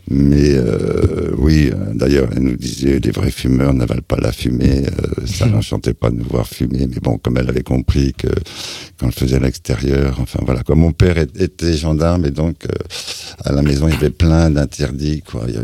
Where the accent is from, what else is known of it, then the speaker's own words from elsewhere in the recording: Luxeuil-les-Bains, Bourgogne-Franche-Comté, France; born there; also born or lived in Germany; Je suis né euh, à Luxeuil-les-Bains, Haute-Saône, mais j'ai jamais mis les pieds. Je suis parti dans un berceau. J'ai appris à marcher en Allemagne.